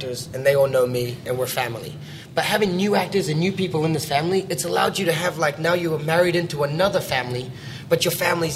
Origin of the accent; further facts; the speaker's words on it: New Zealand; I grew up in New Zealand, so I'm a New Zealander.